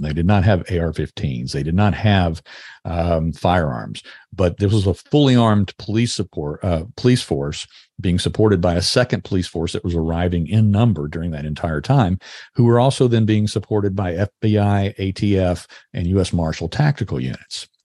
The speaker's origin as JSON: {"language": "English", "country": "United States", "said": "as an American"}